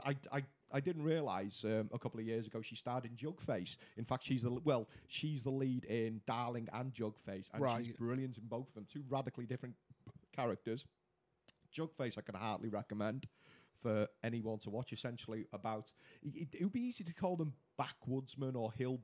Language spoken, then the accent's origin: English; Wales, United Kingdom